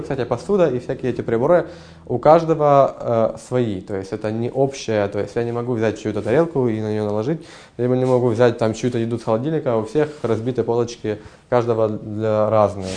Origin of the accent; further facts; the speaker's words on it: Ukraine; moved away as an adult; also born or lived in Kyiv / Kharkiv; now in Munich, Germany; я сам из Украины